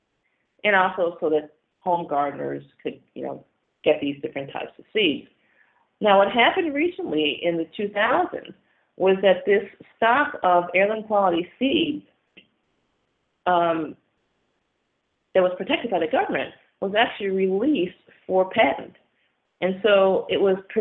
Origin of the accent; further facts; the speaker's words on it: Syracuse, New York, United States; I'm from Syracuse, New York. We have a bunch of lakes in the area.